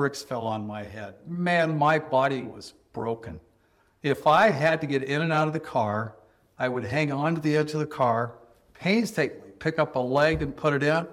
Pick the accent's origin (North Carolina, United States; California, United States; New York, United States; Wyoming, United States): California, United States; Southern; growing up in Southern California